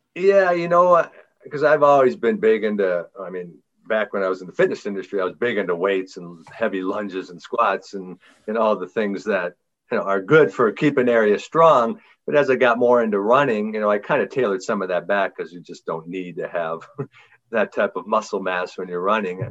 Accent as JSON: {"language": "English", "town": "Green Bay", "region": "Wisconsin", "country": "United States", "said": "I'm from Green Bay, Wisconsin"}